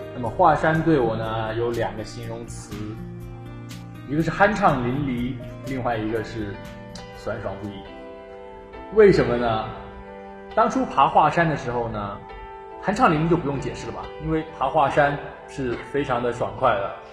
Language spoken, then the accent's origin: Chinese; Guangzhou, Guangdong, China; 我身为一个广州人呢